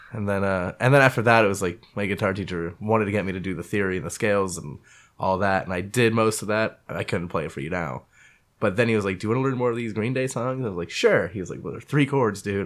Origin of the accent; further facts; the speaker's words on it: Menlo Park, California, United States; also born or lived in Redwood City / Belmont; I was born in Redwood City. Uh, went to school in Menlo Park